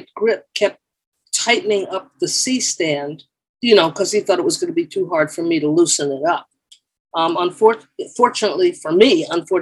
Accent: New York, United States; moved away; also born or lived in Englewood, New Jersey; I grew up in the East Bronx in New York

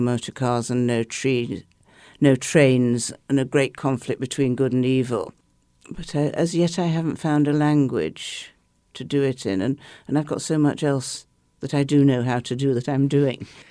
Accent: England, United Kingdom; I'm an English liberal skeptic

